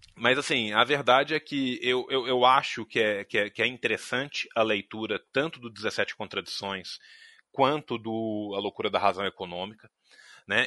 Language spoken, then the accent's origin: Portuguese; Brazil; A gente é brasileiro